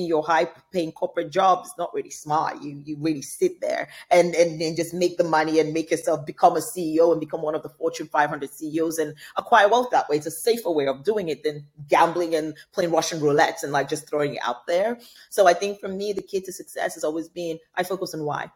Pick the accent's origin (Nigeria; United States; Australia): Nigeria; Nigeria, my home country